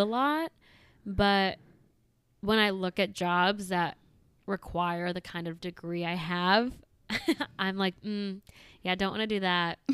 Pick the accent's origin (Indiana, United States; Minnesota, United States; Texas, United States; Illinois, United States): Illinois, United States; suburb of Chicago; moved away as an adult; also born or lived in Iowa; I grew up in a suburb of Chicago